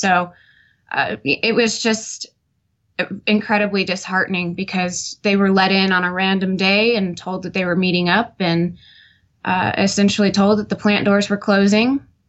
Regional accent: North Kansas City, Missouri, United States; also born or lived in Liberty, Missouri / Smithville, Missouri; I was born in Liberty, Missouri, and grew up in North Kansas City for about 12 years of my life before moving to Smithville, Missouri.

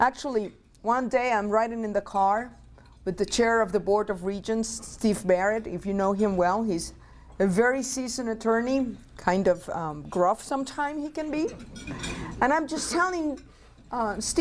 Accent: Mayagüez, Puerto Rico; English is a second language; moved away as an adult; also born or lived in New Mexico; now in Montana, United States; I was born and raised in Puerto Rico. If you detect an accent, it's the mic.

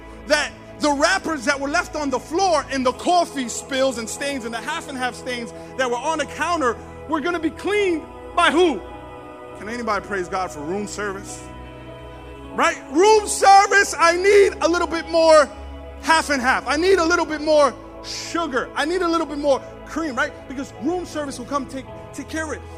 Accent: New York City, New York, United States; now in Staten Island, United States; we're from New York, Brooklyn, but I live in Staten Island.

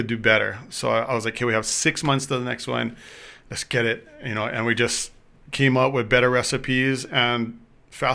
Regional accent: Hawaii, United States; moved away as an adult; also born or lived in Las Vegas, Nevada; I'm from Eastside

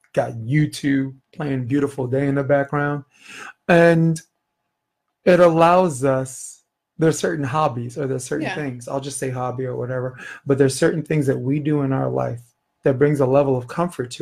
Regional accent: New York, United States; moved away as an adult; also born or lived in Brooklyn; now in California, United States; as a New Yorker

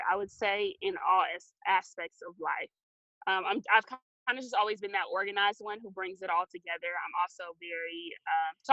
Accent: Valdosta, Georgia, United States; Georgia, but I was partially raised kind of as an Air Force brat before we settled back in Valdosta.

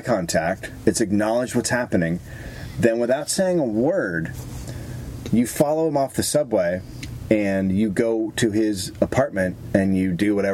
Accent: San Francisco, California, United States; I grew up in San Francisco

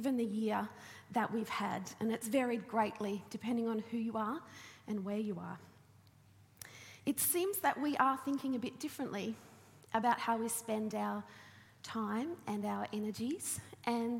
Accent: Launceston, Tasmania, Australia; I grew up in Launceston

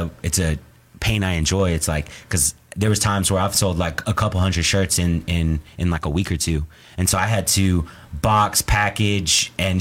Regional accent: Houston, Texas, United States; also born or lived in Webster, Texas; now in Houston, United States; We're originally from, like, the Clear Lake

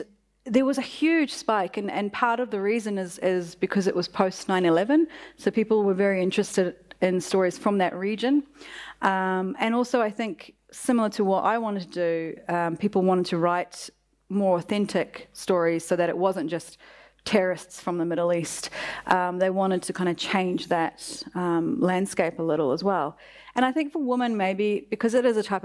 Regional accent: New Zealand; also born or lived in Iran; someone who grew up here in the diaspora

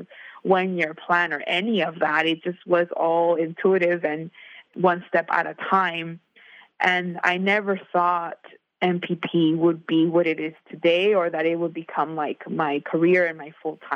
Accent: Inland Empire, Southern California, United States; I grew up in Southern California in the Inland Empire, which is an hour south of Los Angeles.

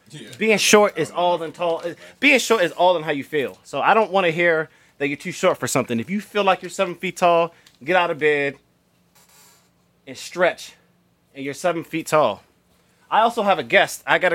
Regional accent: Florida, United States; and actually, I'm from Florida. I was a little kid.

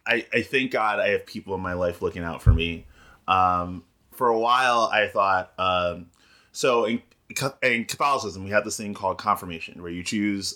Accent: New York City, New York, United States; moved away as an adult; also born or lived in Ghana (family); now in Boston, United States; I'm born and raised in the Bronx. But all the adults in my family are from Ghana, in West Africa.

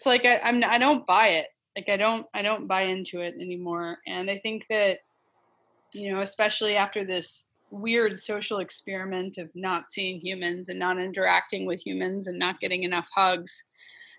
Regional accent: Northern Virginia, United States; also born or lived in Alabama / Florida; now in Washington, United States; I grew up in the Northern Virginia area, like kind of a combination of Loudoun County, Fairfax County. And then we lived in Alabama and Florida for a little bit when I was a kid

